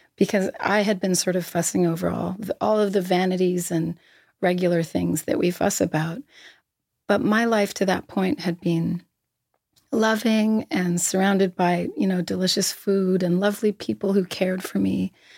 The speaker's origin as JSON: {"language": "English", "town": "Halifax", "region": "Nova Scotia", "country": "Canada", "tie": "born or raised there", "said": "I grew up in Halifax"}